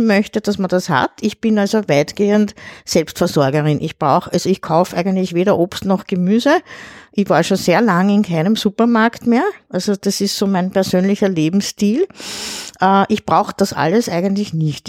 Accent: Pressbaum, Lower Austria, Austria; also born or lived in Vienna; im Pressbaum. Das ist mein Heimatort, da bin ich aufgewachsen

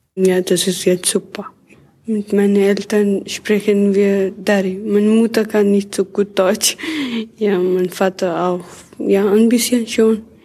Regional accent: Afghanistan; German is a second language; moved away as an adult; now in Austria; ich komme aus Afghanistan seit zweieinhalb Jahren

